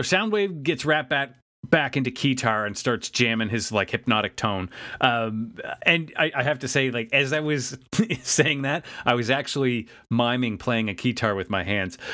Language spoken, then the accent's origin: English; Canada; as a Canadian